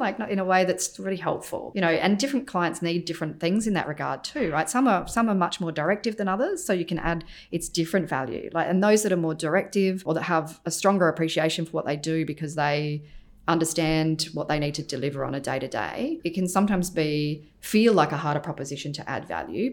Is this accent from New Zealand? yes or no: no; Adelaide, South Australia, Australia; moved away as an adult; also born or lived in London; I was born in Adelaide, grew up there, went to university there, studied architecture and then left Adelaide.